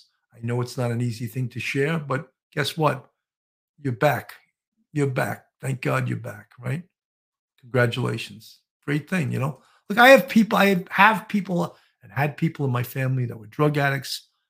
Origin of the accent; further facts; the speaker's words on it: Ireland; Kelly, I'm Irish too, and lots of drinkers.